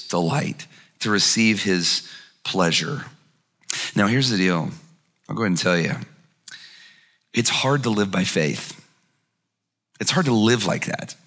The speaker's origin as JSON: {"language": "English", "region": "Alabama", "country": "United States", "said": "I'm from Alabama"}